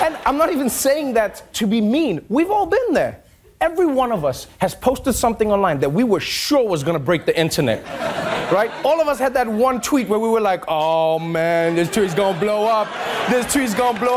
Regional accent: South Africa; I'm just a South African baby slammer

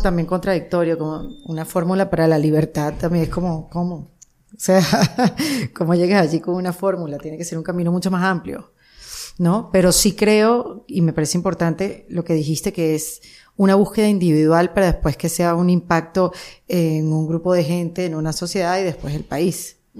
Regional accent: Venezuela; moved away; Como inmigrante venezolana

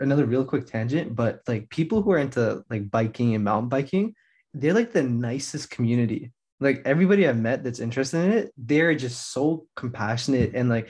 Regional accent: Toronto, Ontario, Canada; Especially because I'm from Toronto.

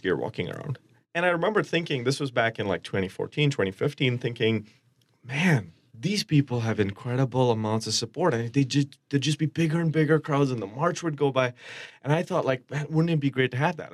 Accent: India; now in Twin Cities, United States; I'm Indian from India

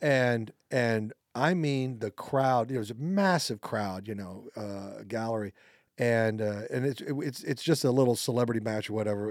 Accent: Overland Park, Kansas, United States; I'm from Overland Park, Kansas.

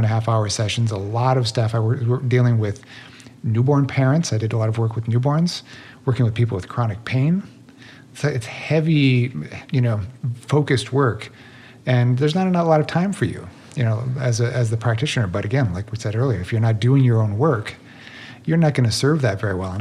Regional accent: Midwest, United States; growing up in the Midwest of sort of depression era family

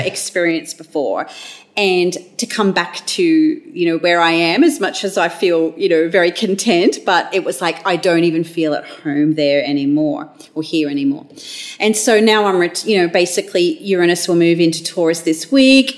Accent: Australia

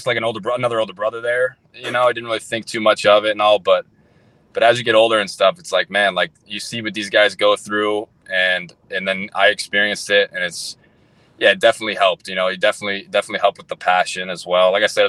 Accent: Wisconsin, United States; Go back to the question you asked me before, like growing up in Wisconsin too, especially to come out of the draft in Wisconsin, like there wasn't a whole lot, you know, I didn't have tons of exposure.

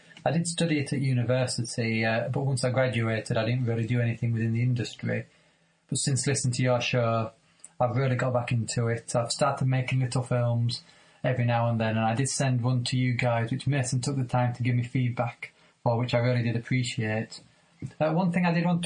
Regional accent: England, United Kingdom; I'm from England

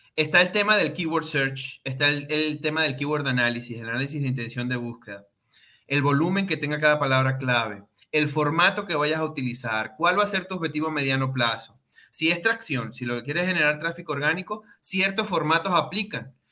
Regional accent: Venezuela; moved away as an adult; now in Mexico; nacido y criado en Venezuela

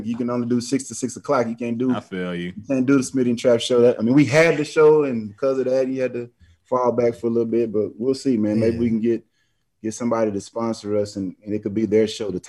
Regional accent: Dallas, Texas, United States; I'm from Dallas

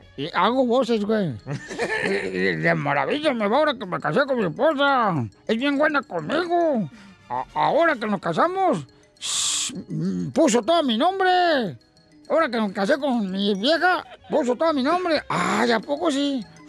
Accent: Ocotlán, Jalisco, Mexico; de Ocotlán, Jalisco, mi tierra natal

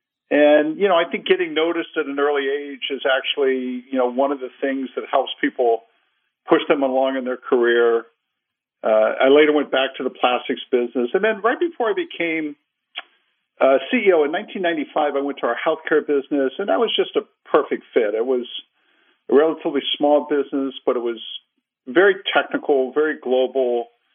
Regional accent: Cincinnati, Ohio, United States; Yeah, Barry, I grew up in Cincinnati, Ohio. My dad was a career kind of manufacturing guy in our aviation business.

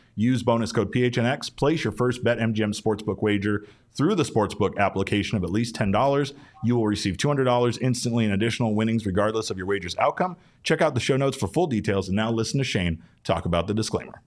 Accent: Arizona, United States; I'm from Arizona

